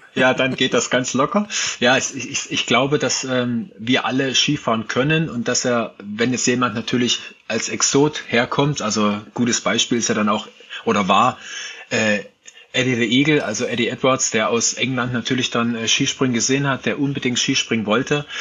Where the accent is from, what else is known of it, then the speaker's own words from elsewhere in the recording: Ore Mountains, Saxony, Germany; ich bin ja im Sibirien des Ostens aufgewachsen, im Erzgebirge